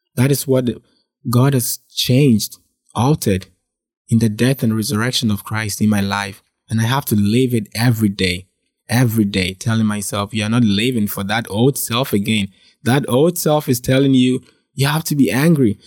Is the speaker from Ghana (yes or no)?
yes; Ghana; I was born and raised in Ghana